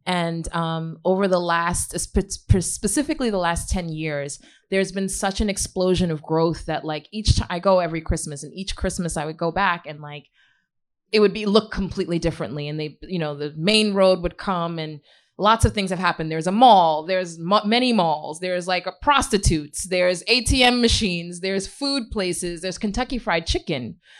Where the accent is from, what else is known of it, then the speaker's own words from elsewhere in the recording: Ghana; also born or lived in Queens, United States; I'm from originally Ghana, and um, I grew up in Ghana, um, which is partially what my book is inspired by Powder Necklace. Um, I grew up in Ghana. My parents sent me there from Queens um, at age 12